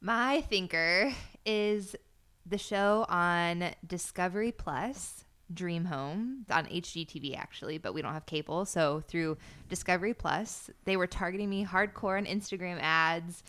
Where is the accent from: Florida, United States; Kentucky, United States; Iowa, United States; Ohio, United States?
Florida, United States; born or raised there; moved away as an adult